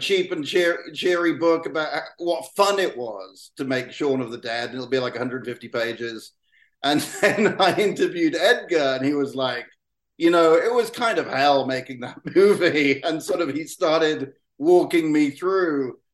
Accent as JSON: {"language": "English", "region": "South West England", "country": "United Kingdom", "tie": "born or raised there", "said": "someone from my hometown made a movie"}